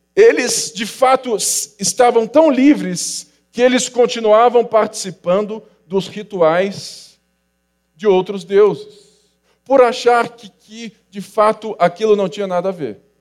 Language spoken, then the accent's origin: Portuguese; Rio de Janeiro, Brazil; e nós somos do Rio de Janeiro. Sou carioca